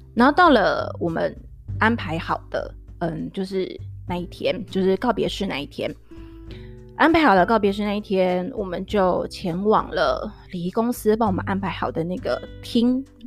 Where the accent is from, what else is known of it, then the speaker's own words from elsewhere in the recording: Tainan, Taiwan; also born or lived in Taipei; 因为我是台南人